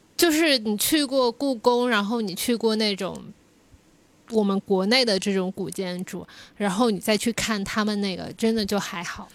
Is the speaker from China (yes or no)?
yes; China; 我们是中国的